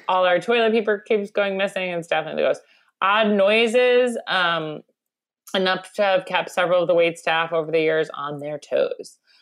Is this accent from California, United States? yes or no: no; Long Island, New York, United States; my indigenous food um, to my hometown of Long Island or home area